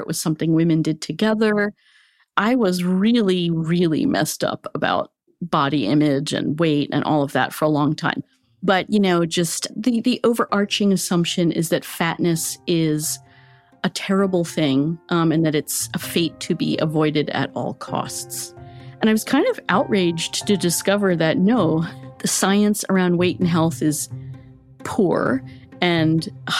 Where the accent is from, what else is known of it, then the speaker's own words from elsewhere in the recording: United States; First of all, being an American woman, I think, and I grew up in the 60s, thinness was great.